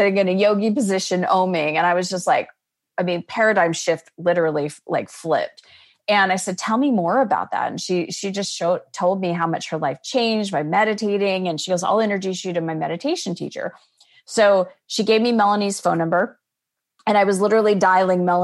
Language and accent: English; Scottsdale, Arizona, United States; moved away as an adult; also born or lived in Chicago; I was born and raised in Scottsdale, Arizona, and graduated from ASU